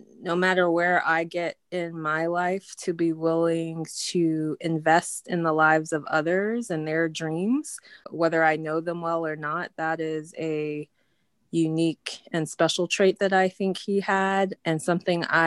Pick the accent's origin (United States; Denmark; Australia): United States; Louisville, Kentucky; I'm from Louisville, Kentucky, and I'm a foreign policy professional